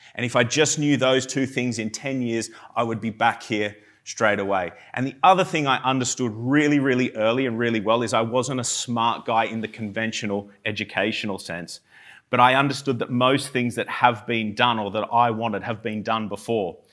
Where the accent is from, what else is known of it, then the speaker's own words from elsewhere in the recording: Armidale, New South Wales, Australia; moved away as an adult; now in United Kingdom; I'm from, um, a small town called Armidale in New South Wales in Australia.